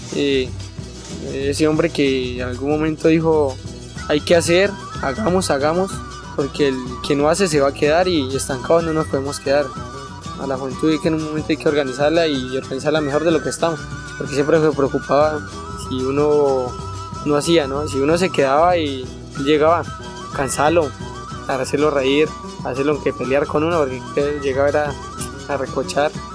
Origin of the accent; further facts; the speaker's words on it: Resguardo de López, Cauca, Colombia; soy del resguardo de López